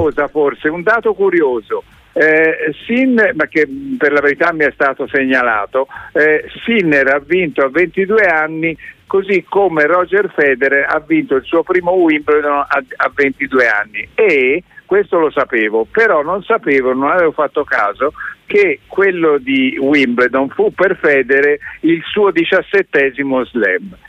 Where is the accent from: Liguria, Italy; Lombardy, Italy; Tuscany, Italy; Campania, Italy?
Tuscany, Italy; between Arezzo and Anghiari; moved away; sono cresciuto sulla Libia fra Arezzo e Alghiari